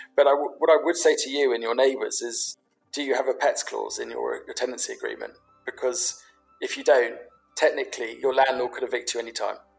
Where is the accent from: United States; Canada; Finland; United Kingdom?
United Kingdom; London; I grew up in London. I grew up in London as a Londoner.